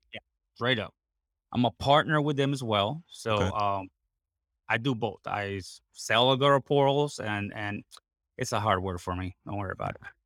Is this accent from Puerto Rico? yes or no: yes; Puerto Rico; English is a second language; I am basically born and raised in Puerto Rico, 100% Puerto Rican.